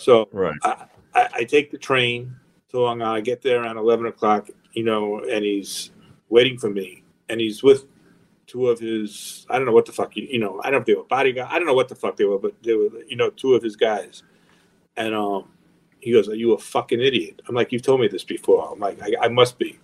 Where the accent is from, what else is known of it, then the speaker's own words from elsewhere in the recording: Long Island, New York, United States; moved away as an adult; also born or lived in Los Angeles; growing up in Long Island